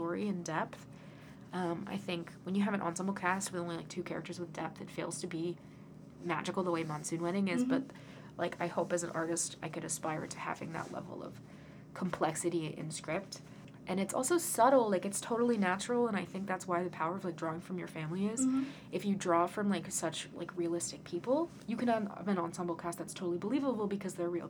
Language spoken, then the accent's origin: English; United States; as an American Indian